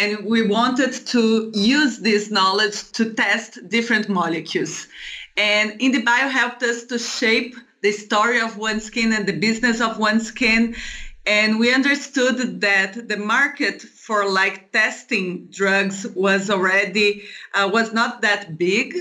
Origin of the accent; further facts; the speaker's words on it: Brazil; moved away as an adult; I came from Brazil